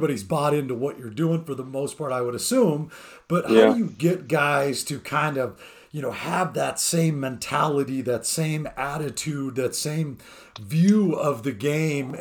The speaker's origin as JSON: {"language": "English", "town": "San Diego", "region": "California", "country": "United States", "tie": "born or raised there", "moved": "as an adult", "said": "I grew up in San Diego and I didn't move up to this area until 2001"}